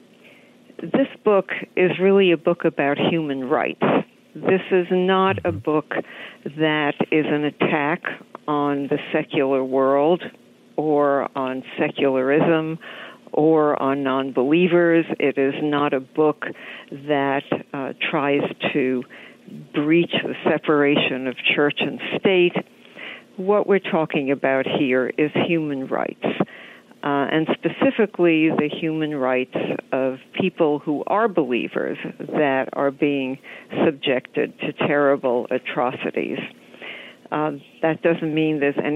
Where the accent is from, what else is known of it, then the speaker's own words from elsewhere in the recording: New York, United States; I'm a New Yorker too